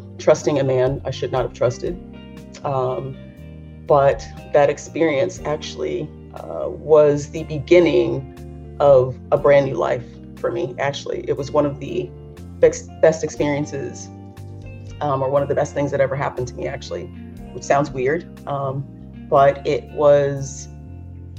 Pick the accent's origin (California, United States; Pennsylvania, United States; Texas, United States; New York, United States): California, United States; Los Angeles; growing up in Los Angeles